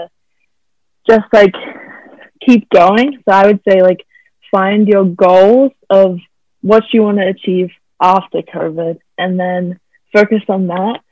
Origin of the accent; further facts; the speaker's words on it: Australia; moved away as an adult; now in Bakersfield, United States; I am from Australia and I'm a swimmer at CSUB.